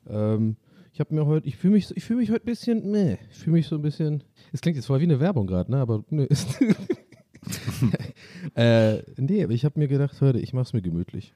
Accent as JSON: {"language": "German", "town": "Tübingen", "region": "Baden-Württemberg", "country": "Germany", "tie": "born or raised there", "said": "ich komme daher. Ich bin ein Kind der Stadt"}